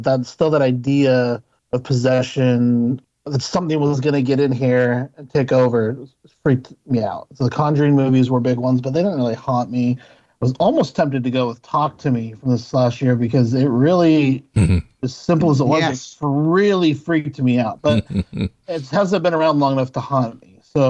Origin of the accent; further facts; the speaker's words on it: Utah, United States; I kind of grew up all over the place, but I did grow up in Utah for part of my.